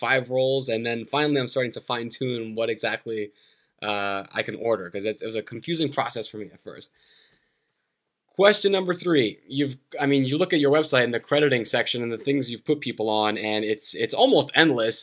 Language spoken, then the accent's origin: English; New Jersey, United States; growing up in New Jersey